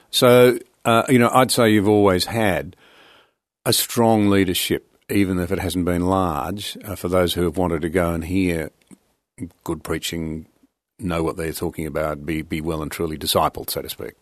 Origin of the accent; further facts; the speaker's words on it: Australia; I as an Australian